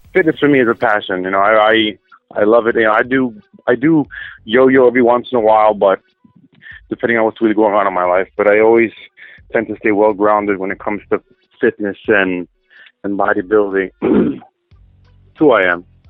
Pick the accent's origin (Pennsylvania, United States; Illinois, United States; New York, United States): New York, United States; upstate; also born or lived in Manhattan, New York; I was born in Manhattan, raised in upstate New York